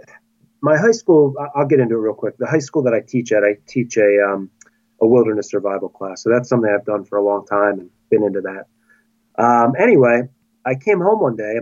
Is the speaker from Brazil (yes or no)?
no; Chalfont, Pennsylvania, United States; I am a 41-year-old high school teacher from Chalfont, Pennsylvania, which is just outside of Philadelphia